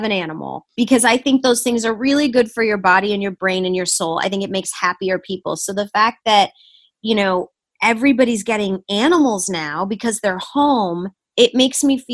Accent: Michigan, United States; moved away; also born or lived in Huntington Woods, Michigan; we're both from Michigan

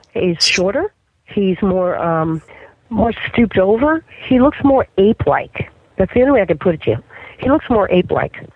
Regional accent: New Jersey, United States; now in Florida, United States; I am from New Jersey. Okay, and in New Jersey, when I was a kid

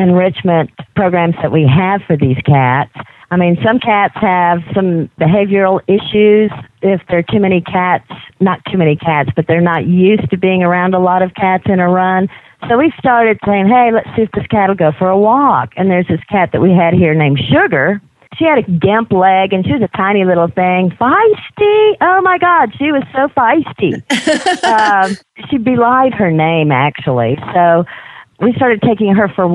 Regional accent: Jackson, Mississippi, United States; now in Utah, United States; I'm originally from Jackson, Mississippi, but I haven't been there in quite a long time. But I think I still have my accent

